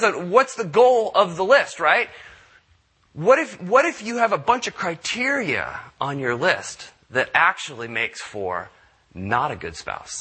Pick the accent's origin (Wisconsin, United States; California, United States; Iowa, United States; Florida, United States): California, United States; San Diego; I grew up in Southern California. I'm a product of Southern California. So when I grew up down in San Diego